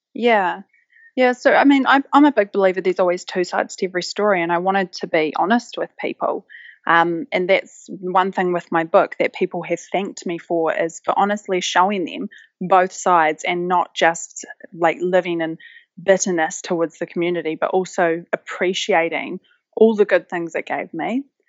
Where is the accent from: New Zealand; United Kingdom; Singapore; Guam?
New Zealand; West Coast; moved away; I grew up on the West Coast, which is one of, probably, in my view, one of the most beautiful places in the world